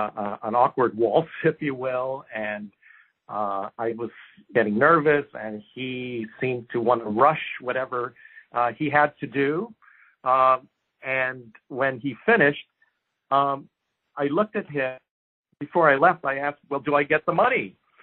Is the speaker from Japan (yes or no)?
yes; Japan; So a few things about growing up in Japan. First of all, it's probably one of the safest societies.